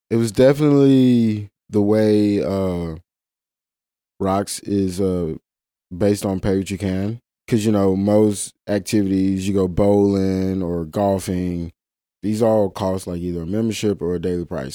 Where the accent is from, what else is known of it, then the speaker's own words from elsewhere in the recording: Mississippi Delta, United States; now in Memphis, United States; I come from Mississippi Delta, very flat place